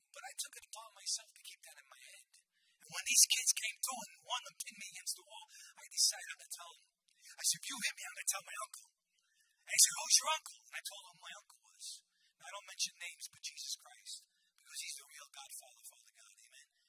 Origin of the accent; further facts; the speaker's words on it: New York City, New York, United States; I wasn't always a Christian I grew up in the Bronx.